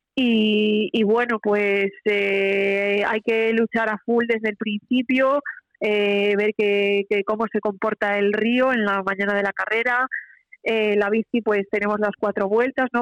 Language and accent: Spanish; Vigo, Galicia, Spain; yo soy de Vigo, pero Pontevedra está, está a un paso de, mi ciudad